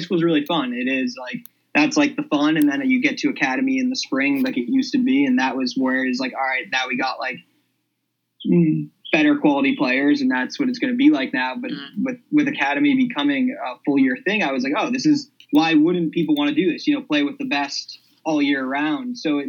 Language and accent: English; Needham, Massachusetts, United States; And just Needham, it's kind of an athletic town